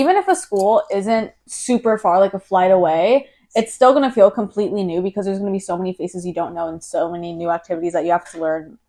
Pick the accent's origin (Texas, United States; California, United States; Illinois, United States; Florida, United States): Florida, United States; 3 hours from Orlando; I went TCF, which is in Orlando, Florida, if you guys didn't know. It's just 3 hours away from my hometown.